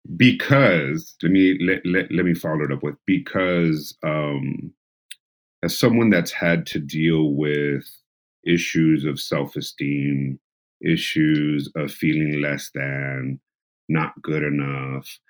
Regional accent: San Diego, California, United States; being a San Diego born and raised individual

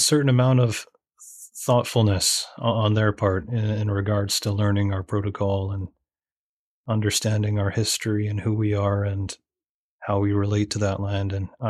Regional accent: Gitxsan territory, British Columbia, Canada; now in Victoria, Canada; I'm from Gixan territory, so I'm also a guest on these lands.

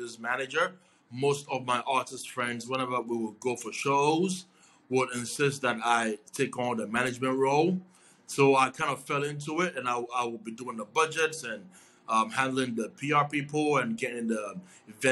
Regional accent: Ghana; moved away as an adult; now in New York, United States; I'm originally from Ghana. I moved to New York about 7 years ago

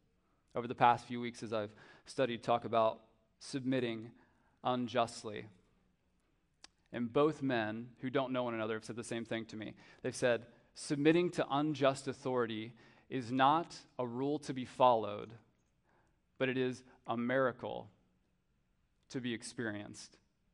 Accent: United States

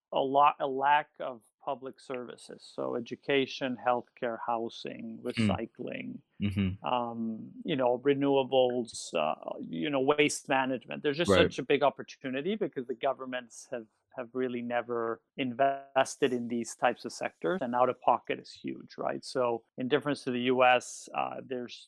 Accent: Mexico; I'm born and raised Mexican

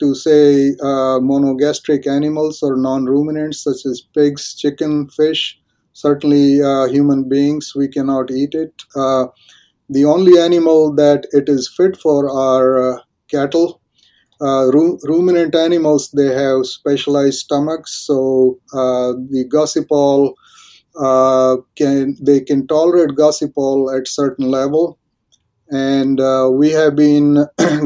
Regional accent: India; moved away as an adult; now in Texas, United States; I was born in India. I grew up there. I did my schooling and bachelor's and master's degree in India. And I grew up in the rural part of India

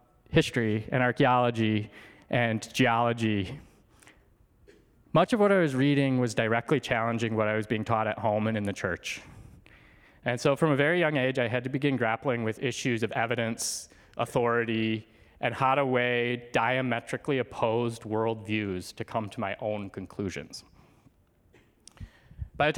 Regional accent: outside Detroit, rural Michigan, United States; I was born outside Detroit, Michigan

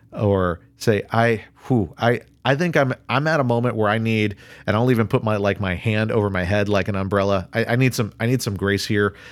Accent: United States; I'm an American

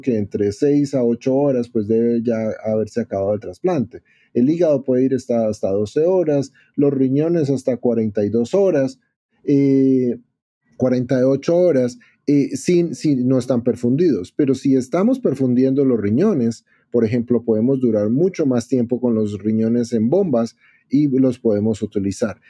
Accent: Bogotá, Colombia; moved away as an adult; now in Chicago, United States; yo soy latino, como mencionaste, yo soy de Bogotá, Colombia, eh, allá trabajaba de cirujano de trasplante renal

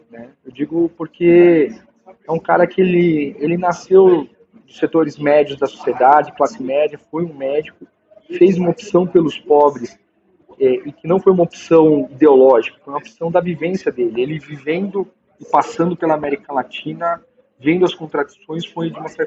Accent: São Paulo, Brazil; Eu fui criado na Vai Vai e lá onde eu morava especificamente

